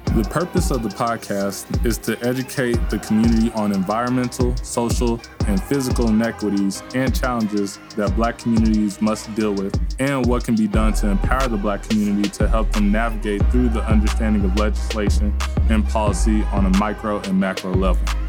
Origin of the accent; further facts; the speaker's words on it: Dallas, Texas, United States; moved away; I'm from Dallas